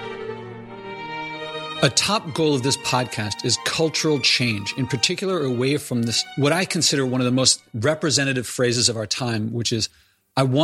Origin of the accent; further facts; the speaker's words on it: Philadelphia, Pennsylvania, United States; moved away as an adult; I'm born in Philadelphia. I was raised in Philadelphia. The first 18 years of my life were in Philadelphia